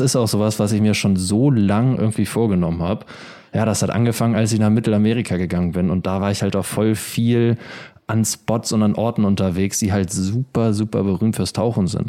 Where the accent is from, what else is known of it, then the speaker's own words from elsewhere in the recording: Germany; ich bin in der Ostsee aufgewachsen